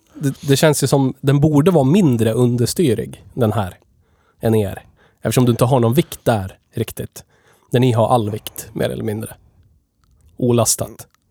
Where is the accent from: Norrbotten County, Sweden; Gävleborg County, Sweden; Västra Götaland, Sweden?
Gävleborg County, Sweden; Gävle; vi är ju från Gävle, vi spelar in det här i Gävle